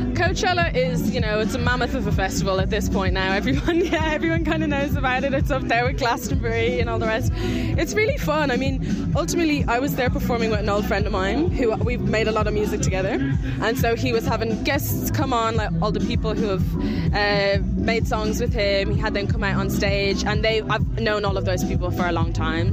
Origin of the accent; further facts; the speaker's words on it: Ireland; Like we're all Irish, we're all very proud to be Irish, we all grew up here.